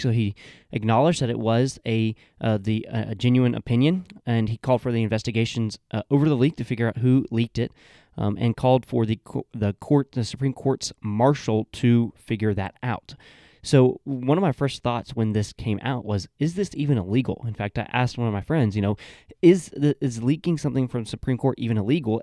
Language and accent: English; Georgia, United States; my home state of Georgia